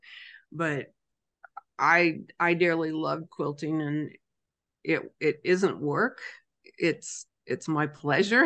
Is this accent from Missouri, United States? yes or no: yes; Rayville, Missouri, United States; Rayville, Missouri. Rayville's not a very big place, but it's a place where I made a business. We live here